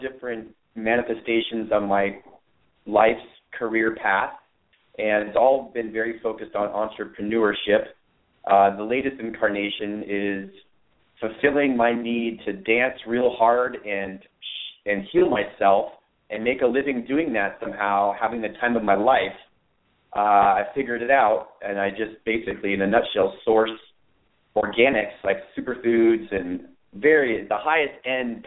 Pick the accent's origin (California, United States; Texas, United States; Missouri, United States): California, United States; Los Altos; also born or lived in Redwood City, California; So I'm from the Bay Area, Los Altos, California. And I was very blessed to grow up in Los Altos